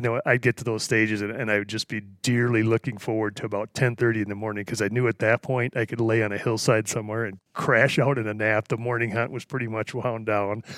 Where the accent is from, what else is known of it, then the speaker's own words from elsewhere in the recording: Wisconsin, United States; moved away; I grew up in Wisconsin, the Midwest